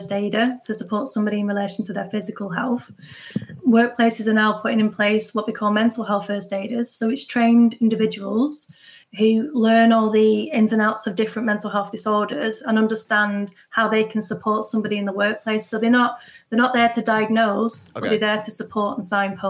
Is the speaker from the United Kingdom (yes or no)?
yes; Manchester, North West England, United Kingdom; now in Lytham, United Kingdom; I am from Manchester, but I live near Lytham